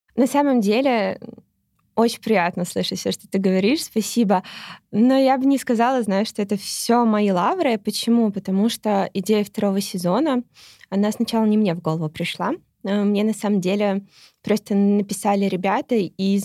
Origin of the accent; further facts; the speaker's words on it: Moscow, Russia; я родилась в Москве, и Москва для меня какая-то база